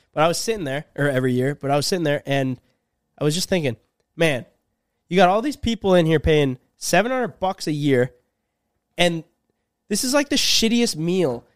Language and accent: English; Minnesota, United States; we're from Minnesota